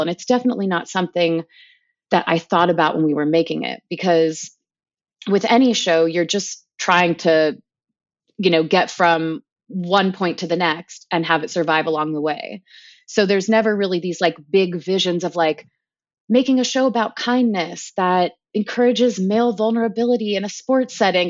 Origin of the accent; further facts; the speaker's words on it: Palos Verdes, California, United States; moved away as an adult; growing up in Palos Verdes, which is, you know, forty-five minutes south of L